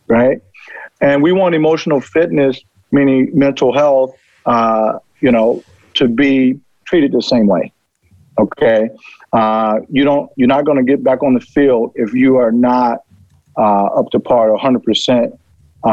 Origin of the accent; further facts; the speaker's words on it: Chicago, Illinois, United States; I'm from Chicago